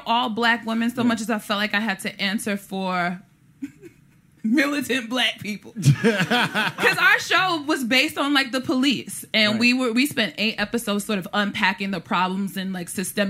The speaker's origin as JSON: {"language": "English", "town": "New York City", "region": "New York", "country": "United States", "tie": "born or raised there", "said": "I already speak like this because I'm from Brooklyn."}